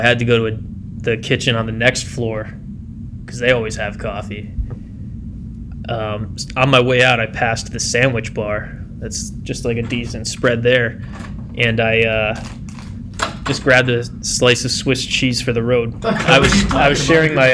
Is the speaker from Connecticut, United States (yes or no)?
yes; New Haven, Connecticut, United States; I'm a nobody from New Haven, Connecticut